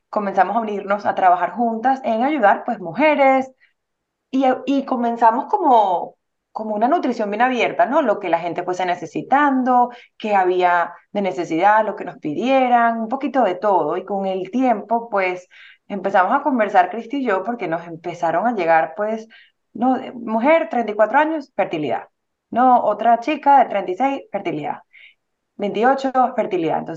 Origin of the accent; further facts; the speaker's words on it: Venezuela; moved away; Somos venezolanas